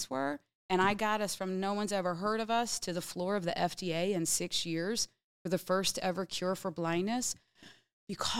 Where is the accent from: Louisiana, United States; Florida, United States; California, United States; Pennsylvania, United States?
Pennsylvania, United States; Bensalem; I was from Bensalem